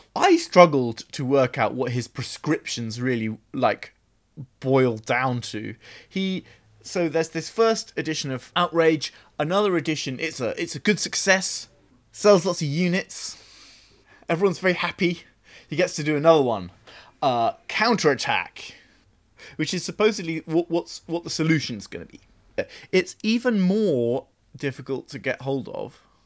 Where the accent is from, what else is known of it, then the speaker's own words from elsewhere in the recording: Oxfordshire, South East England, United Kingdom; I grew up in Oxfordshire